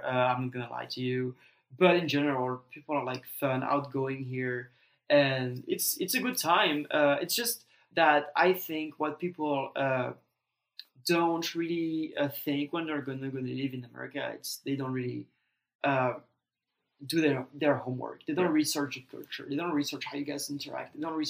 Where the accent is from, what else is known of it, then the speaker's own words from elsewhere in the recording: Strasbourg, Grand Est, France; English is a second language; moved away as an adult; now in Texas, United States; my hometown. Right. The hottest you can get. Strasbourg.